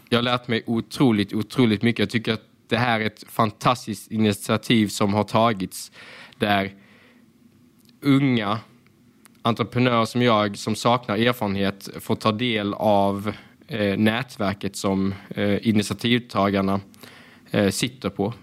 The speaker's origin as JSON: {"language": "Swedish", "town": "Hässleholm", "region": "Skåne", "country": "Sweden", "said": "jag kommer ju från Ljungdal i Hässleholm. Det är väldigt invandrartätt område"}